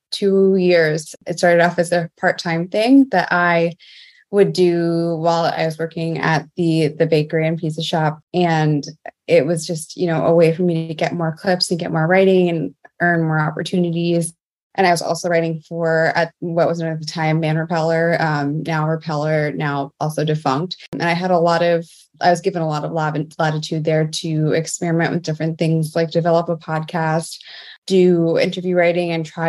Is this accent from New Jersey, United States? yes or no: yes; Mount Arlington, New Jersey, United States; I grew up in Mount Arlington, New Jersey, a very small town in northeast New Jersey.